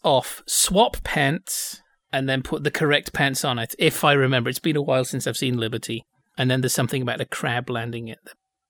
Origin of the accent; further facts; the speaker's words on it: Bradford, Yorkshire and the Humber, United Kingdom; I'm from Bradford, I don't have a culture.